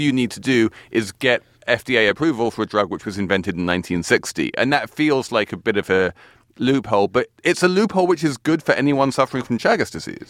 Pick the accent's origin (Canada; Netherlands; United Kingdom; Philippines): United Kingdom; England; now in United States; being English